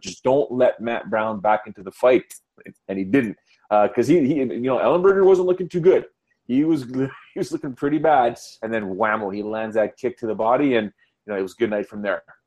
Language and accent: English; Canada; I'm Canadian